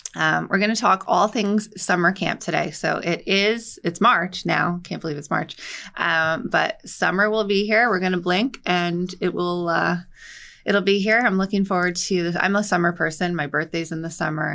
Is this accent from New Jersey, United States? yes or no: yes; Hazlet, New Jersey, United States; I grew up in Hazlitt